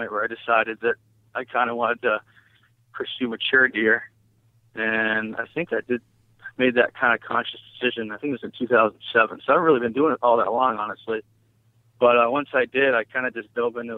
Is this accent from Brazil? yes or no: no; New Hampshire, United States; I grew up hunting in New England. I'm from New Hampshire. I lived here all my life